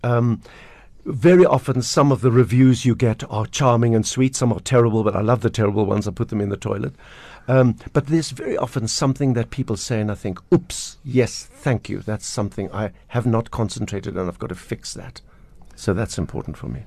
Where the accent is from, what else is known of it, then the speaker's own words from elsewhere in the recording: Pinelands, Western Cape, South Africa; We grew up in Pinelands with the, with the little squirrels and the pine trees